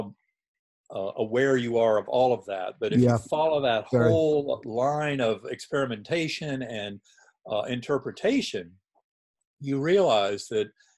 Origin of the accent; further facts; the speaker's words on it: North Carolina, United States; moved away; also born or lived in Boston; I'd been taught in a Methodist church growing up in North Carolina